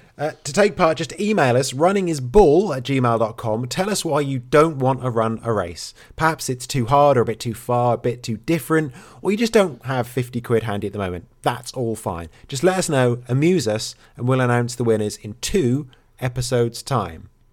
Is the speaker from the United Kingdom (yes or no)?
yes; England, United Kingdom; now in Wales, United Kingdom; I am English